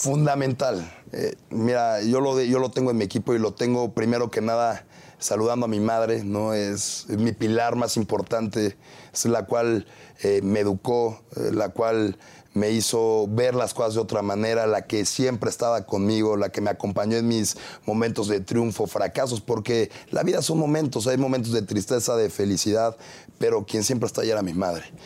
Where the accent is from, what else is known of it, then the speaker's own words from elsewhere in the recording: Tlalpan, Mexico City, Mexico; soy un joven de 29 años, tlalpense, empresario